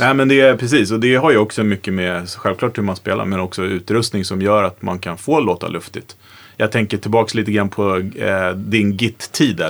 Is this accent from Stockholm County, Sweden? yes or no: yes; Vaxholm, Stockholm County, Sweden; jag kommer från Vaxholm